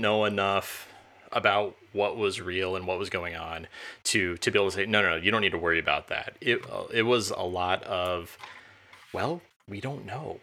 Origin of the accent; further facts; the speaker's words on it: Champaign, Illinois, United States; I grew up near Champaign, Urbana